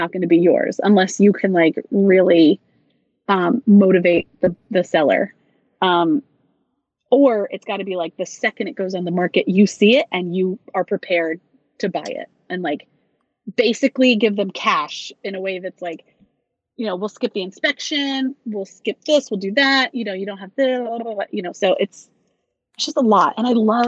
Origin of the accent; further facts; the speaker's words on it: Loganville, Georgia, United States; moved away; I grew up in Loganville